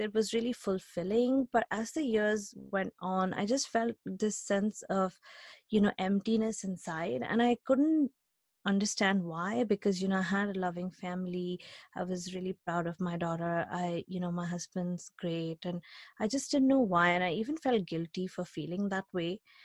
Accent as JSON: {"language": "English", "country": "India", "tie": "born or raised there", "moved": "as an adult", "lives_now": "United States", "said": "I grew up in India, uh, we've talked about it, I grew up in India"}